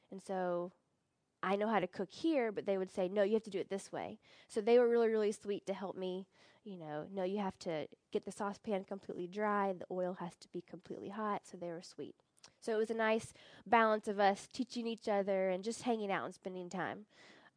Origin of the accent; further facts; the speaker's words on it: United States; moved away as an adult; now in Uganda; the American in me